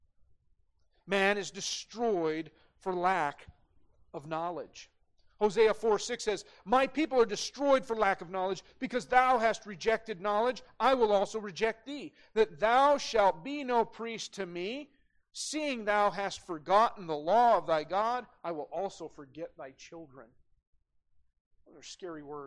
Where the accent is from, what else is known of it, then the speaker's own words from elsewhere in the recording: Great Falls, Montana, United States; growing up in Great Falls, we had guns in the gun rack in the parking lot at CMR